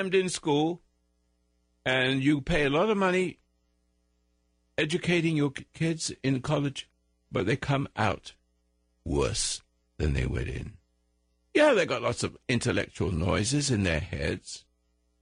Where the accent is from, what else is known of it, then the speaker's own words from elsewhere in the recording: United States; I'm an American